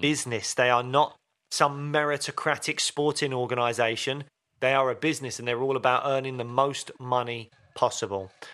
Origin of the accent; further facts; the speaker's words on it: United Kingdom; we're British